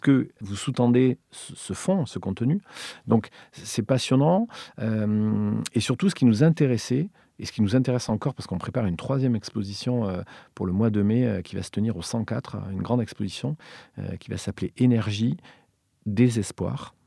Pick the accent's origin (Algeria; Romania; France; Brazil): France; Villefranche-de-Rouergue, Occitania; moved away; also born or lived in Montreal / Paris; j'ai grandi à Villefranche-de-Rouergue, une des deux sous-préfectures de l'Aveyron